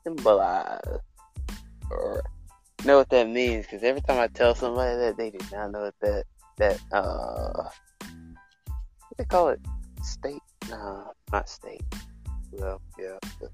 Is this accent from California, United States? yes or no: no; Alabama, United States; I am from Alabama. I was born and raised.